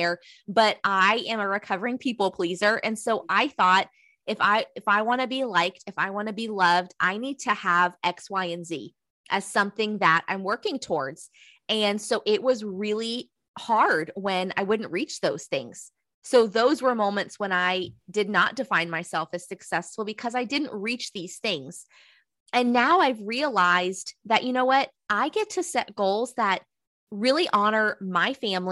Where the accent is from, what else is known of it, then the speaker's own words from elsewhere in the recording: Southeastern North Carolina, United States; I'm from the South. I'm from Southeastern North Carolina.